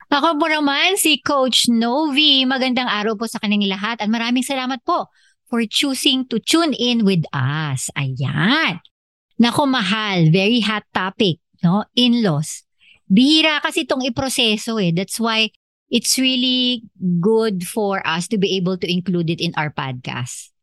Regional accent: Philippines; meron talaga tayo bilang Pilipino na nakasanayan

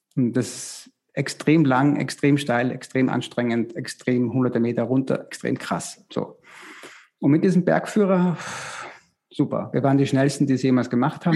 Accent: Styria, Austria; in der Steiermark, in, in, Österreich, wo ich herkomme

